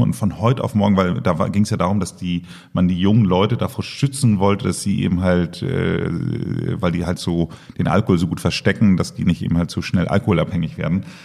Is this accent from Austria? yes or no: no; Germany; als Deutscher